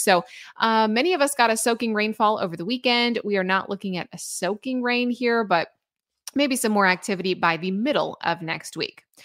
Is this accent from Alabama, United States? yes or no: no; Illinois, United States; moved away; I am originally from Illinois.